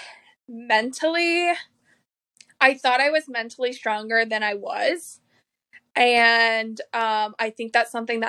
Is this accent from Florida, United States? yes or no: yes; Tampa, Florida, United States; I'm from Tampa, Florida